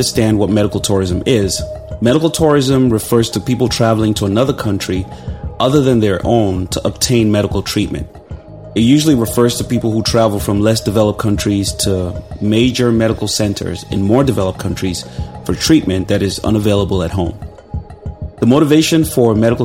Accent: Nigeria; moved away; Growing up in Nigeria

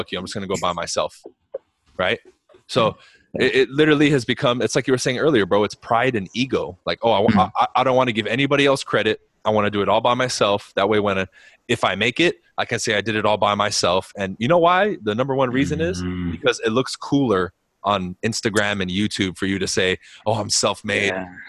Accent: Los Angeles, California, United States; I was like, oh, you know, I grew up like close to Beverly Hills and I'm kind of in South Central

